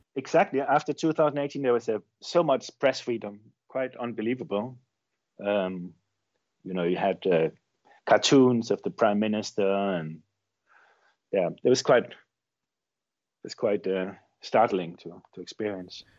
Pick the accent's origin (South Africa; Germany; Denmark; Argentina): Denmark; moved away as an adult; now in Chile; I grew up in Denmark, um, I've lived most of my adult life in Chile.